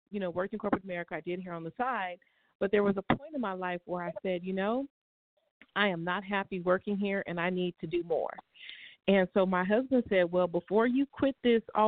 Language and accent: English; Bakersfield, California, United States; also born or lived in Pasadena, California / Inland Empire, California; I was born in Pasadena, California, raised in Bakersfield, and moved back out to the IE area back early in the, I think 1993. But I'm a Southern California girl, born and raised.